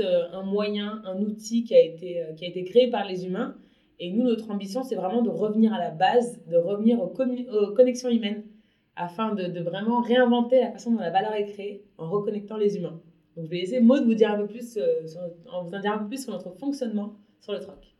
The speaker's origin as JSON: {"language": "French", "town": "Paris", "region": "Île-de-France", "country": "France", "tie": "born or raised there", "also_born_or_lived": "abroad", "moved": "yes", "said": "j'habite à Paris, enfin je suis née à Paris, j'ai vécu une dizaine d'années à l'étranger"}